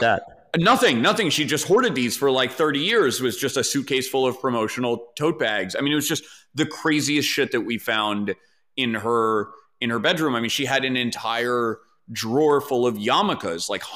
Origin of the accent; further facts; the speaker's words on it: New York City, New York, United States; I grew up in New York, but like I grew up very, very sheltered